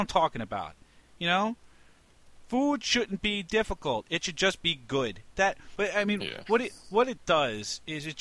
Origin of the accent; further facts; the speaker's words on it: New York, United States; Growing up in New York